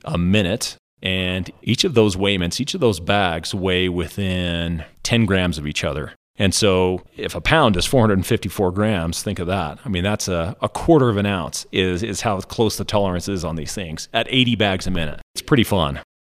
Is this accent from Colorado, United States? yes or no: yes; Monte Vista, Colorado, United States; also born or lived in Alabama; we moved back when I was about, I think, three or four, and I've pretty much lived here for my whole life